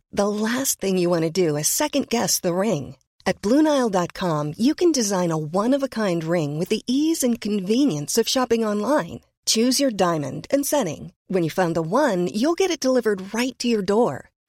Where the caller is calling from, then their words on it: Gustavo A. Madero, Mexico City, Mexico; Mira, yo te estoy viendo en televisión y yo soy de la Gustavo Amadero.